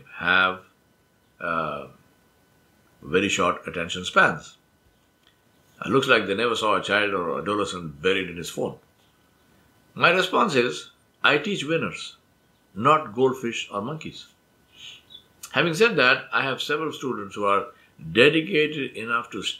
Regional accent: Hyderabad, Telangana, India; first language Urdu; English is a second language; moved away as an adult; also born or lived in Kwakwani, Guyana; I left the comfort of home and family and friends and social circle in Hyderabad and went to Guyana, South America, across the world.

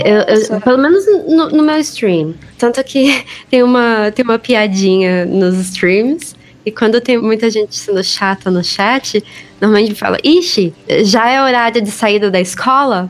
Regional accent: Brazil; eu sou brasileira

